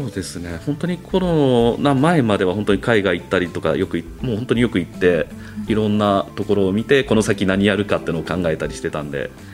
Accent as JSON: {"language": "Japanese", "town": "Toyohashi", "region": "Aichi", "country": "Japan", "tie": "born or raised there", "said": "豊橋出身なんで"}